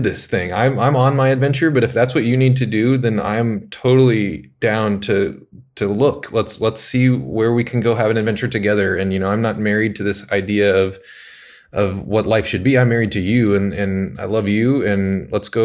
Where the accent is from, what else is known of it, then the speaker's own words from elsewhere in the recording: Lincoln, Nebraska, United States; moved away as an adult; also born or lived in Kansas City; I grew up in Lincoln, in Nebraska, and loved it there